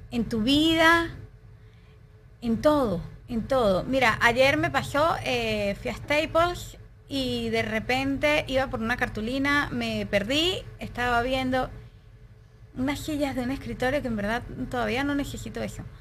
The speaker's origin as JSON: {"language": "Spanish", "country": "Venezuela", "moved": "yes", "said": "yo me vine de Venezuela hace tres años y el primer año de mi vida yo no sabía, pero yo estaba viviendo un luto."}